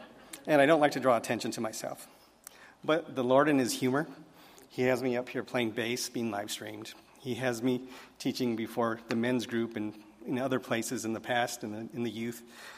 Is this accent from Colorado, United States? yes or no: yes; Colorado, United States; born there; I was born in Colorado a very, very long time ago, so we won't say when, but it was a long time ago.